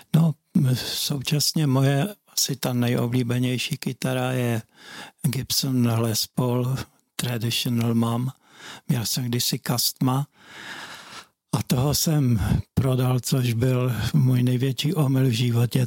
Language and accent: Czech; Hlučín, Moravian-Silesian Region, Czechia; já jsem bydlel na Prajské v Bobrovníkách